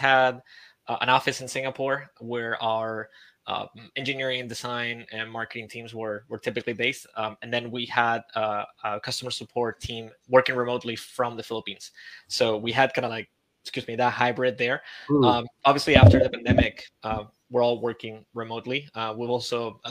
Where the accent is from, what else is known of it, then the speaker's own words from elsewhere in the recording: Spain; moved away as an adult; also born or lived in Santiago, Chile; I'm from Spain